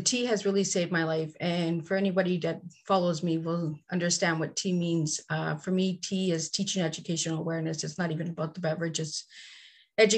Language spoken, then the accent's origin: English; Cornwall, Ontario, Canada; I'm from Cornwall, Ontario, Canada